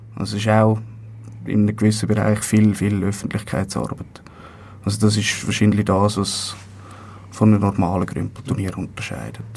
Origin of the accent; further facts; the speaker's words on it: Zurich, Switzerland; Ich bin, das ist nicht so eine große Überraschung, aus Zürich.